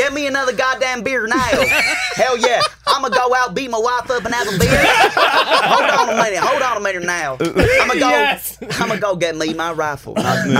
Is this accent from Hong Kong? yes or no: no; London, United Kingdom; accent: RP London; moved away as an adult; now in Los Angeles, United States; So I'm from North. I'm from North London.